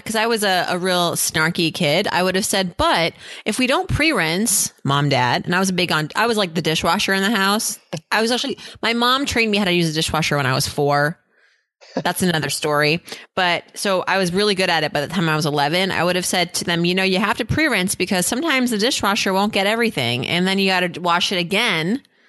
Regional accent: New England, United States; I've never been there, and I'm from New England, so this is really a shameful thing.

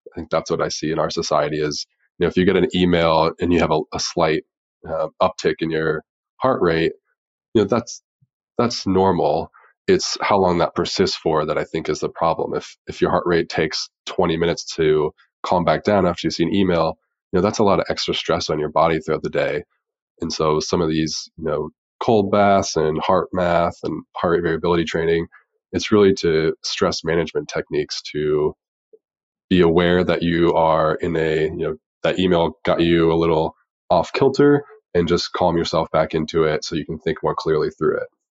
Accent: Dayton, Ohio, United States; growing up in Dayton, Ohio, and football is just king there

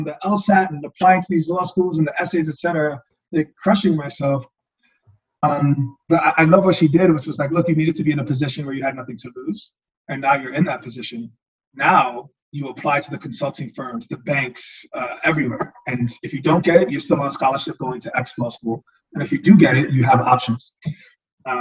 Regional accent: New York City, New York, United States; also born or lived in Yonkers / Bronx / Chestertown, Maryland; I grew up in Harlem, lived in Yonkers, lived in the Bronx.

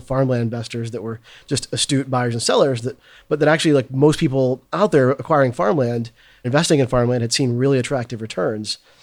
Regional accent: Arkansas, United States; moved away as an adult; also born or lived in San Francisco; I was from Arkansas

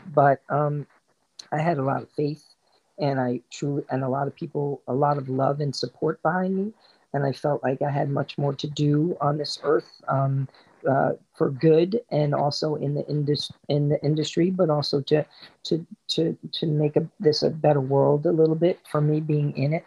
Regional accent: New Jersey, United States; also born or lived in Queens, New York; I grew up in Queens um, until I was about nine years old. And then my family moved to New Jersey, um, down by the Jersey Shore, where I spent most of my um, teen years and early 20s

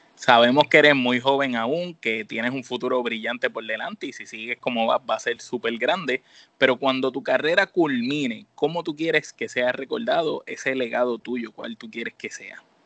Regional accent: Puerto Rico; Nosotros que somos de Puerto Rico

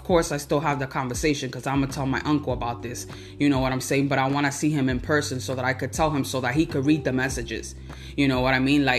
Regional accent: United States; I was born here in the United States

